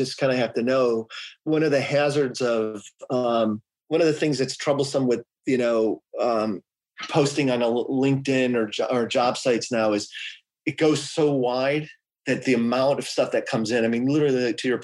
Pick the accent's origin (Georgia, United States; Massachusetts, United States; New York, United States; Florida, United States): Georgia, United States; Atlanta; now in California, United States; I grew up in Atlanta. I could go back to Atlanta